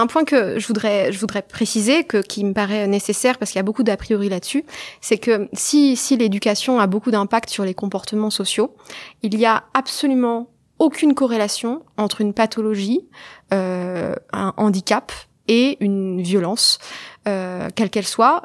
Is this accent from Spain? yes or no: no; Évreux, Normandy, France; also born or lived in Colombes; je suis rapidement arrivée à Évreux, qui est en Normandie, où j'ai grandi